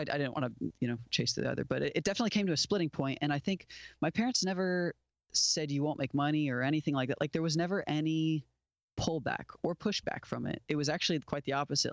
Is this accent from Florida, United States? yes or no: yes; Port St. Lucie, Florida, United States; moved away as an adult; now in Nashville, United States; I grew up in South Florida, down on the southeast coast, a town called Port Saint Lucie.